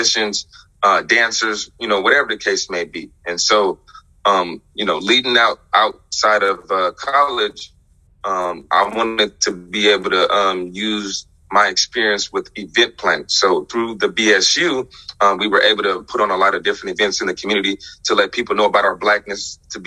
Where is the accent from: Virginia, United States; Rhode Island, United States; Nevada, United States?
Nevada, United States; Las Vegas; now in Eugene, United States; growing up in Las Vegas